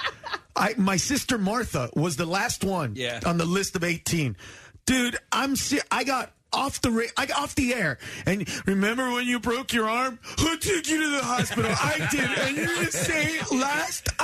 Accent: Honduras; I'm from Honduras

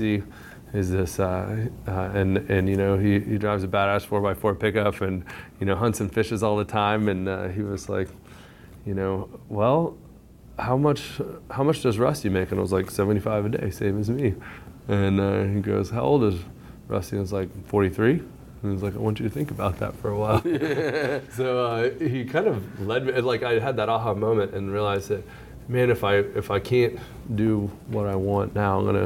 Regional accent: San Angelo, Texas, United States; I grew up in Texas, in West Texas, or really central Texas, central West Texas. Little small town farm and ranch community called San Angelo

